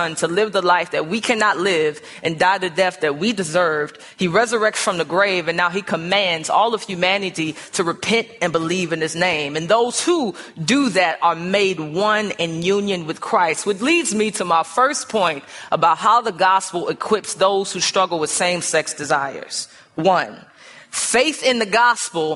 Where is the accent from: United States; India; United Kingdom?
United States; St. Louis, Missouri; now in Chicago, United States; I grew up in St. Louis